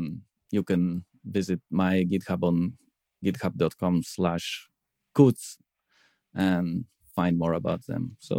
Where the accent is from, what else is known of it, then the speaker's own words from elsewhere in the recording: Crete, Greece; I come from Crete, Greece.